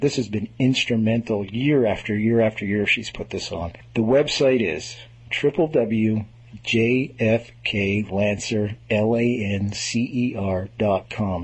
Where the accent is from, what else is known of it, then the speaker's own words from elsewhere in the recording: Montreal, Quebec, Canada; I hail from Montreal